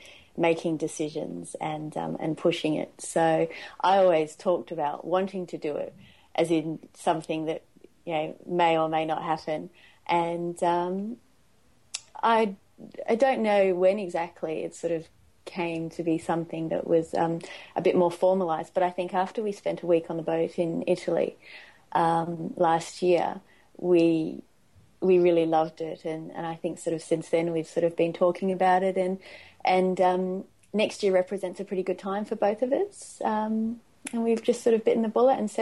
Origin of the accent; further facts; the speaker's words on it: Perth, Western Australia, Australia; also born or lived in England; I'm from Perth. So, I grew up in Perth. I was actually born in England and grew up in Australia.